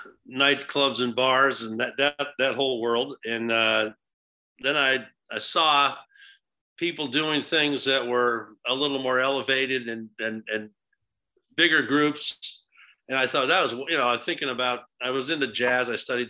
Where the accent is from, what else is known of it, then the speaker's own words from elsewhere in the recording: New Hampshire, United States; In a little town in New Hampshire.